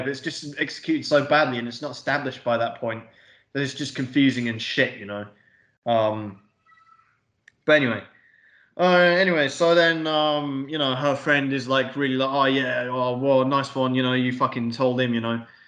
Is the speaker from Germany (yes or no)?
no; England, United Kingdom; we're English